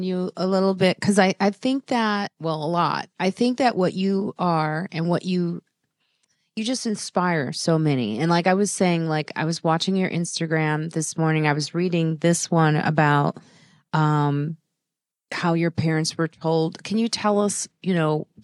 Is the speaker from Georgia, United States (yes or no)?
no; Chicago, Illinois, United States; moved away as an adult; now in New York, United States; I'm from Chicago originally